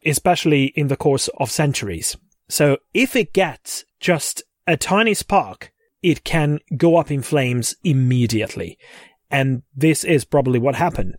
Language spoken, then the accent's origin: English; Székesfehérvár, Fejér, Hungary; my hometown